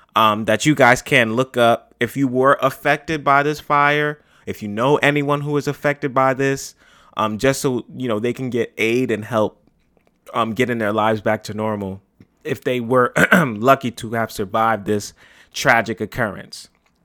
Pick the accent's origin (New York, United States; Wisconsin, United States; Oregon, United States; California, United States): New York, United States; New York City; right here in my hometown of the Bronx.